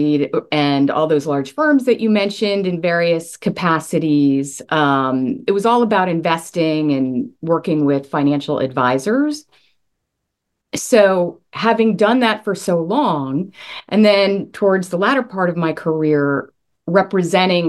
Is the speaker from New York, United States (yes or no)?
yes; Long Island, New York, United States; now in Charleston, United States; I am originally from Long Island, New York, where we have much colder winters